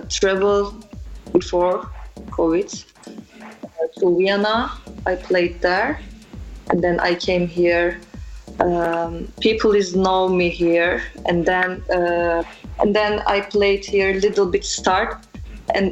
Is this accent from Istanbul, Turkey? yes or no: yes; Istanbul, Turkey; English is a second language; moved away as an adult; now in Amsterdam, Netherlands; I born in Turkey, Istanbul. I came here 1 year ago